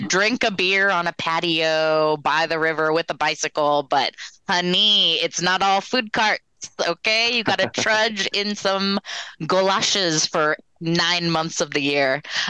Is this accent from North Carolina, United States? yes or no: no; Portland, Oregon, United States; now in Los Angeles, United States; I live in Los Angeles. I've been living in East Hollywood, and I'm from Portland, so being back here is just therapy.